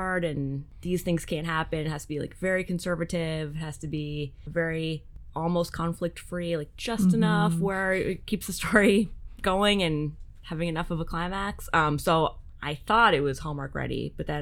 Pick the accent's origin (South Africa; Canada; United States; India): Canada; for your Canadian listeners, my home country